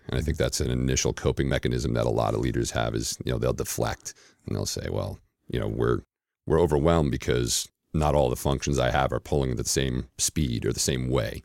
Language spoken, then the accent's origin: English; New York City, New York, United States; moved away as an adult; now in Atlanta, United States; I'm originally from uh, Queens, New York, and uh, spent the first 31 years of life uh, in the New York area